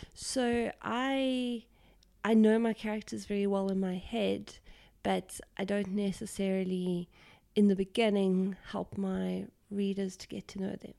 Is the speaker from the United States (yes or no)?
no; South Africa; being South African